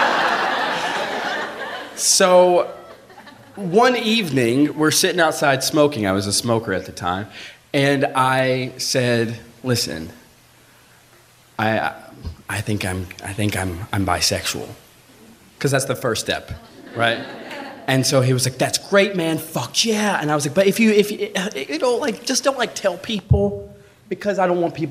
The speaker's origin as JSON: {"language": "English", "region": "Alabama", "country": "United States", "tie": "born or raised there", "said": "I'm from Alabama. I grew up in a really small farm town in Alabama"}